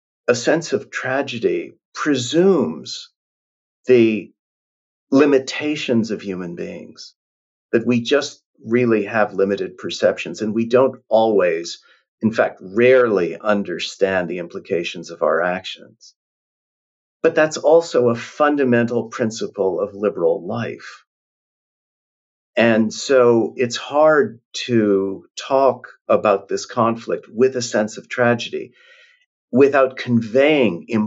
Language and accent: English; Canada; moved away; I'm from Canada